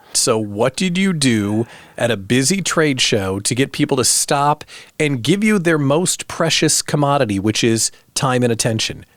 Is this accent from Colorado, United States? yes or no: no; outside Chicago, Illinois, United States; moved away; also born or lived in Lincoln, Nebraska; I was born outside Chicago